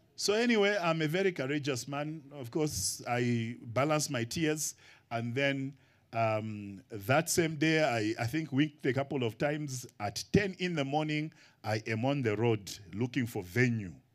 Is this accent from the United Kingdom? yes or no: no; Kenya; moved away as an adult; now in Zambia; Kenya is my first home and then Zambia my second. I'm a missionary from Kenya to Zambia